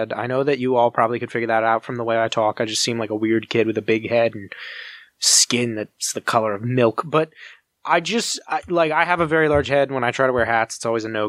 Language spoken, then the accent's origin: English; United States; we as a culture, as an American culture